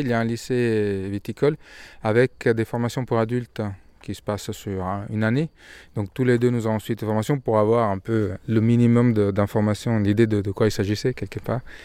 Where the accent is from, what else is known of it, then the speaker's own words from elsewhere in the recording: Milan, Lombardy, Italy; moved away as an adult; now in France; je suis de Milan ils nous sont rencontrés à Milan. Moi, j'ai fait toutes mes études à Milan